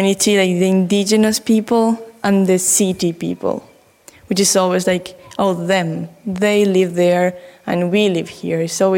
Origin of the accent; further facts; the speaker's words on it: Argentina; English is a second language; Again, I am … from Argentina, and I wanted to tell you a little bit about the project I'm making back home.